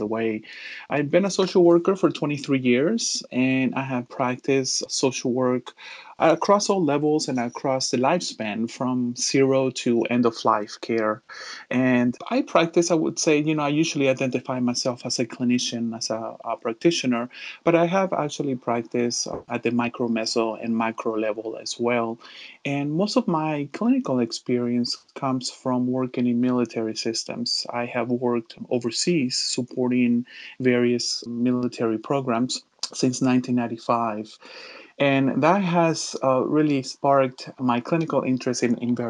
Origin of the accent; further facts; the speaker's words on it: Miami, Florida, United States; also born or lived in Chile; I was born in Chile, in South America, and actually moved to the States when I was about 12 years old. So I grew up in Miami